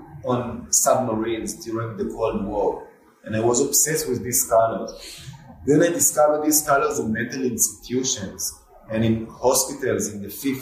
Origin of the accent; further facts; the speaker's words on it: Tel Aviv, Tel Aviv District, Israel; moved away; I remember growing up in Israel. Half of Tel Aviv was like dunes, you know, in the 70s, 80s.